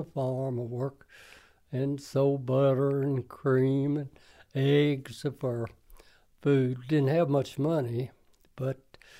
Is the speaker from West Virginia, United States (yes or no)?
yes; Superior, West Virginia, United States; now in southwest Virginia, United States; I was born in Superior, West Virginia, December the 2nd, in 1923.